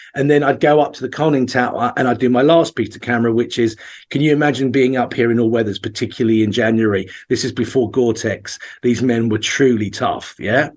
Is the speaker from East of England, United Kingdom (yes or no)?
yes; Essex, East of England, United Kingdom; also born or lived in Norfolk; that's where all my family are from, even though I grew up in Essex.